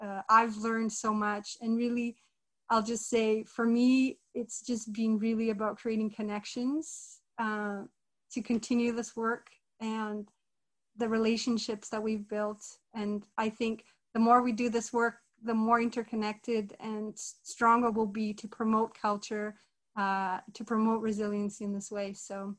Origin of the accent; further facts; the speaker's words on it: Brazil; now in Canada; I'm originally from Brazil. My background is Italian, Portuguese, Brazilian Indigenous, and Lebanese. And I've been in Canada almost 20 years.